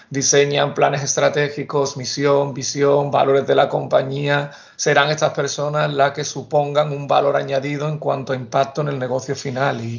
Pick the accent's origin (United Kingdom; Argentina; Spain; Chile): Spain; Seville, Andalusia; Soy nacido y criado en Sevilla, donde cursé la carrera de, psicología